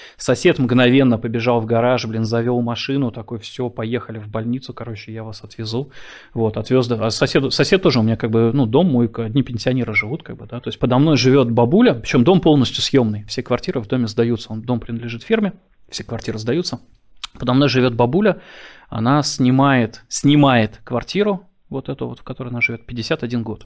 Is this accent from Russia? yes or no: yes; Saint Petersburg, Russia; moved away as an adult; now in Germany; я родился и вырос в Питере